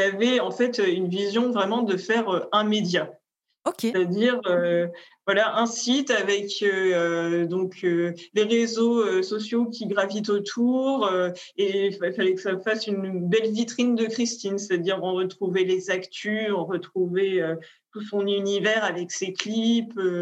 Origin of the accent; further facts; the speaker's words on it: France; now in Paris, France; on était deux Françaises